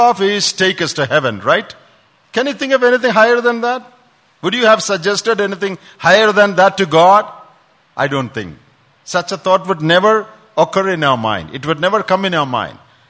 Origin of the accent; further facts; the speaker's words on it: Kottayam, Kerala, India; moved away; When we were small, back home in, I'm from Kottayam, my grandfather had a school